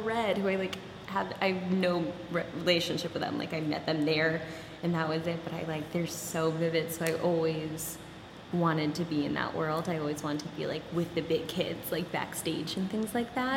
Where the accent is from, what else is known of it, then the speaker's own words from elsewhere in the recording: New Jersey, United States; moved away as an adult; also born or lived in Long Island, New York; now in New York City, United States; I grew up in New Jersey